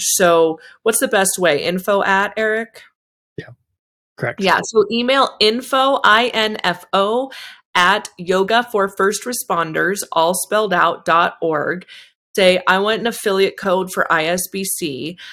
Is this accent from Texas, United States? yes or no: no; Bay Area, California, United States; moved away; I'm from the Bay Area